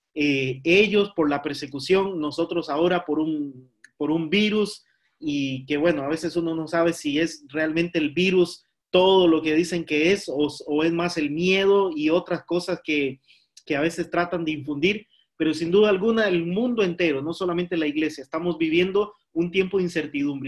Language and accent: Spanish; Costa Rica; now in Spain; somos los costarricenses